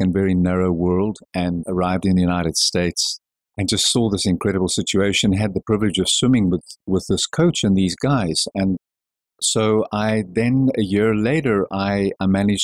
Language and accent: English; South Africa; I was born in South Africa